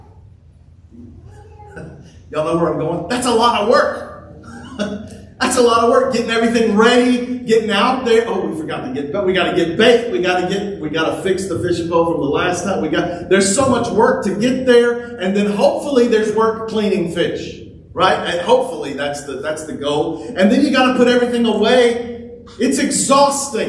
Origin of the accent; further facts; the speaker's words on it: Louisiana, United States; now in Texas, United States; I grew up in Louisiana where we had big rivers. Here, when we moved to Texas